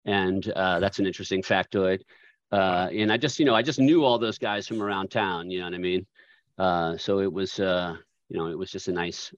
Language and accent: English; Charlottesville, Virginia, United States; I grew up in Charlottesville.